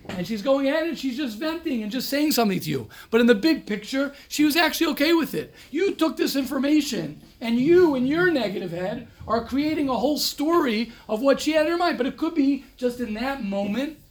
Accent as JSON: {"language": "English", "country": "United States", "also_born_or_lived": "Israel", "moved": "yes", "said": "I'm American, more American than everybody here"}